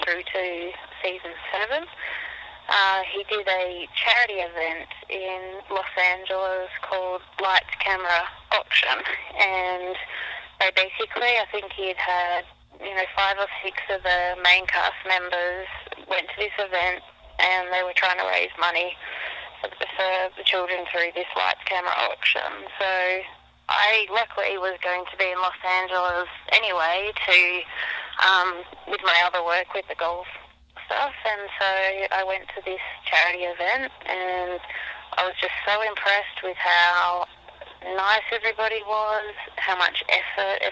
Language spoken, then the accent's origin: English; Melbourne, Victoria, Australia; moved away as an adult; now in United States; I'm from Melbourne, Australia